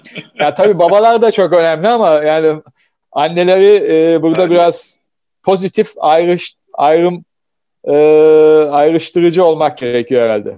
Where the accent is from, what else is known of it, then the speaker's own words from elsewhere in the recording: Samsun, Turkey; moved away; Ben Samsunluyum